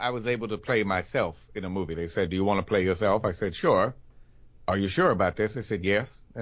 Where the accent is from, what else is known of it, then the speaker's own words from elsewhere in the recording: the South, United States; You know, I'm from the South uh, myself, so right?